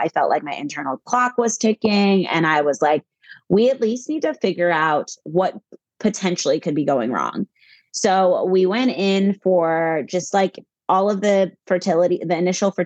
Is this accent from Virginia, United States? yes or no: yes; Virginia, United States; also born or lived in California / North Carolina; now in New Jersey, United States; We're both actually originally from the East Coast. I'm from Virginia